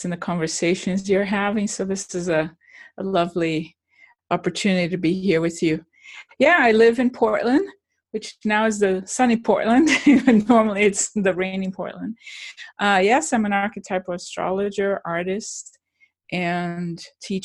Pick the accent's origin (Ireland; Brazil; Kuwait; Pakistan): Brazil; moved away as an adult; I'm from Brazil